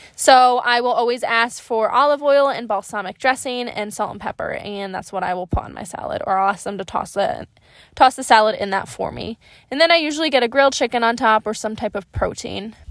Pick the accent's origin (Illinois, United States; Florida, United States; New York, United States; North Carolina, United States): New York, United States; Upstate; also born or lived in Boston; I'm a New Yorker, but I'm from upstate.